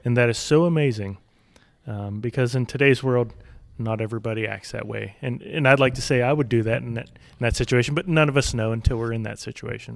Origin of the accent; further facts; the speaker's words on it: United States; I'm speaking as an American